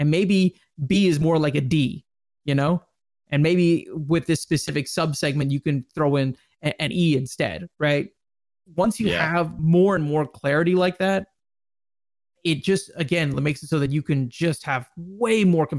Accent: Dallas, Texas, United States; I think for me, probably one of the highlights was definitely Dallas, right? Because I'm from Dallas.

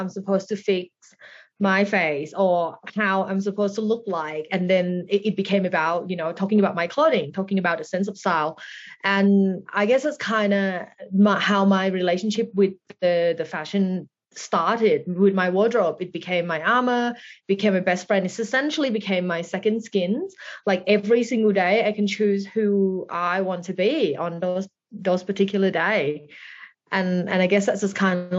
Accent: Thailand; moved away as an adult; also born or lived in Bangkok; now in Melbourne, Australia; So I grew up in Thailand

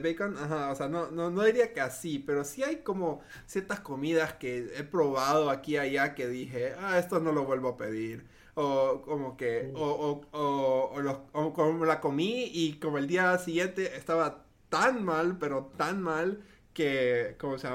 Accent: Honduras; also born or lived in United States; originalmente soy de Honduras

